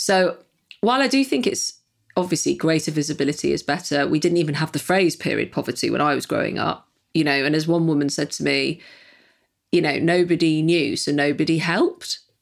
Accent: Manchester, North West England, United Kingdom; being a Mancunian

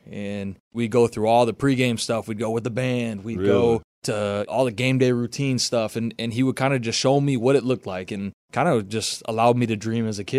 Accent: Racine, Wisconsin, United States; Growing up in the state of Wisconsin, it's Badger football.

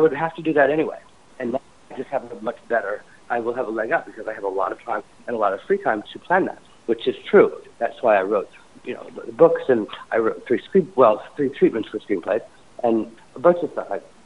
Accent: Indiana, United States; moved away; also born or lived in New York; growing up in Indiana

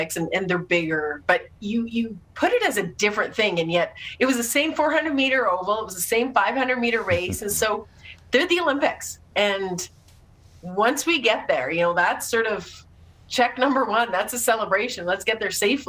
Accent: Saskatoon, Saskatchewan, Canada; I was in my hometown of Saskatoon

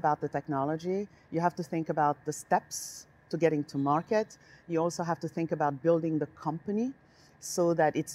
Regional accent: Senegal; also born or lived in Paris, France; now in United States; I was born in Senegal, West Africa

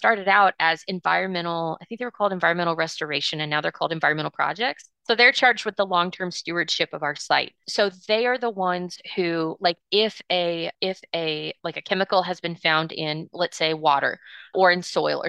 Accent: Amarillo, Texas, United States; Like growing up in Amarillo

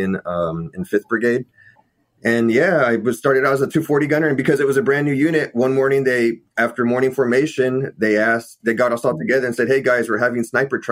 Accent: Texas, United States; moved away as an adult; I grew up in Texas

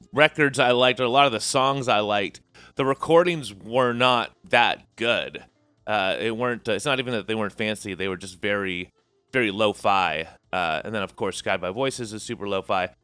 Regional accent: San Jose and Sunnyvale, South Bay, California, United States; moved away as an adult; now in Portland, United States; we're both from San Jose and Sunnyvale, uh, South Bay, California

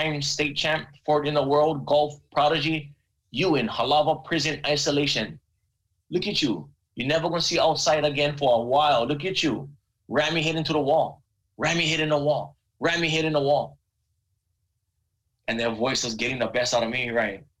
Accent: Big Island, Hawaii, United States; I'm a punk from Big Island

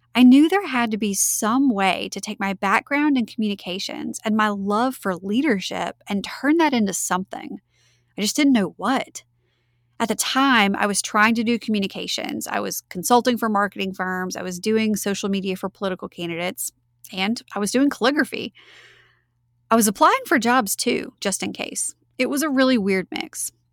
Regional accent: Winnfield, Louisiana, United States; moved away as an adult; also born or lived in Mandeville, Louisiana; my hometown of Winfield, Louisiana

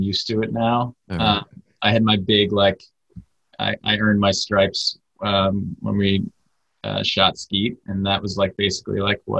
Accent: Vermont, United States; now in New York, United States; I'm originally from Vermont, so I'm not like, I'm a little more rural than New York, but definitely not. I was not from like the sticks of Vermont.

